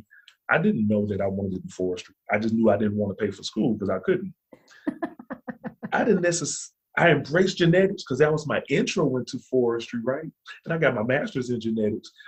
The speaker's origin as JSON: {"language": "English", "region": "Alabama", "country": "United States", "tie": "born or raised there", "also_born_or_lived": "Montana", "moved": "yes", "lives_now": "North Carolina, United States", "said": "being from the South, so I'm from Alabama"}